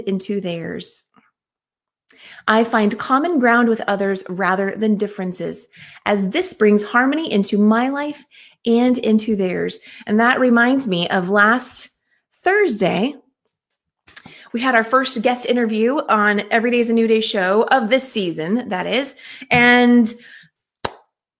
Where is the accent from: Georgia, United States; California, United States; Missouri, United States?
California, United States; also born or lived in Oklahoma; I'm from California, but lived in Oklahoma for a few years as a kid and then came back